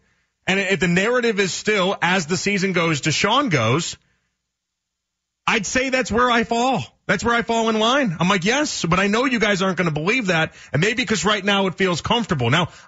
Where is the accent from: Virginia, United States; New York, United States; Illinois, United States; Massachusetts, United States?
Illinois, United States; Chicago; now in Cleveland, United States; It's a bad part of my childhood because I'm from Chicago. And if you're born in 89, like I'm born in 89, right?